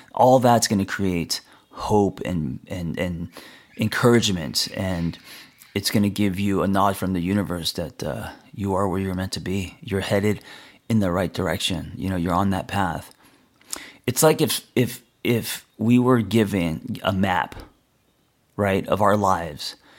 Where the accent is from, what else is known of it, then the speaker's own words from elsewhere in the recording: Los Angeles, California, United States; I grew up in L